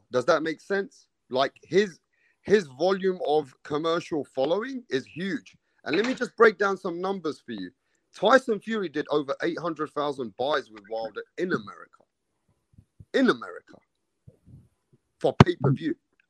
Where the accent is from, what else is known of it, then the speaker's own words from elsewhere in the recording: London, United Kingdom; I'm from London. I come from where Anthony Joshua comes from.